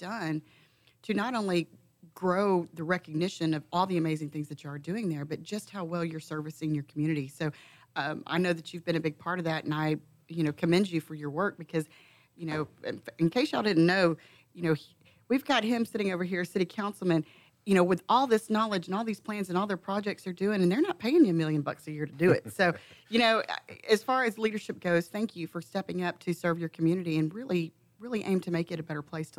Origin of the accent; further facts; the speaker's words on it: Montgomery County, Texas, United States; I was born and raised in Montgomery County